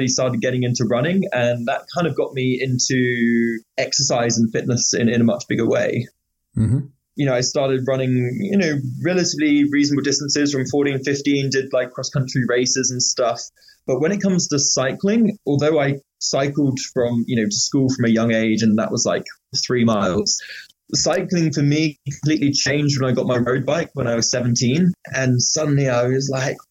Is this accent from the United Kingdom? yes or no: yes; Bristol, South West England, United Kingdom; So I'm from the UK. I grew up in Bristol, which is where I am right now.